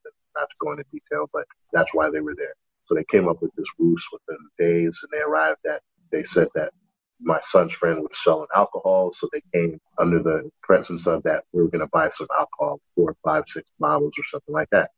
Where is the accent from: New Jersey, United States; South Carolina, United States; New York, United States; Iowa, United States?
New York, United States; New York City; moved away as an adult; growing up in Brooklyn, it's very diverse